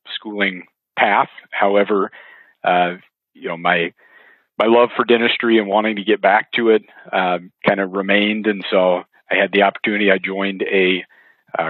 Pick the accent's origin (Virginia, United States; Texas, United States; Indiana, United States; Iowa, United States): Iowa, United States; West Des Moines; growing up in the West Des Moines area